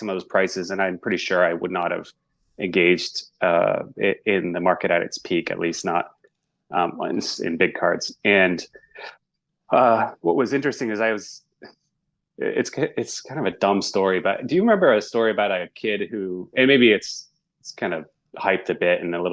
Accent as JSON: {"language": "English", "region": "Northeast United States", "country": "United States", "tie": "born or raised there", "said": "I grew up in the Northeast United States."}